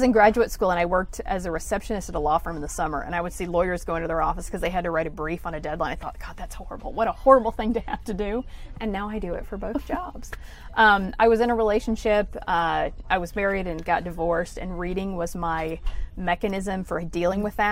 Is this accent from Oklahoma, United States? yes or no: no; Jacksonville, Arkansas, United States; In Arkansas, Jacksonville, Arkansas, which is near Little Rock